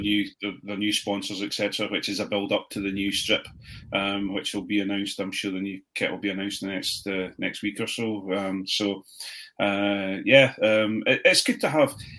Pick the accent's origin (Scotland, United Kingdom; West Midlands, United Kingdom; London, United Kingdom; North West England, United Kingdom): Scotland, United Kingdom; Edinburgh; I was born in Edinburgh.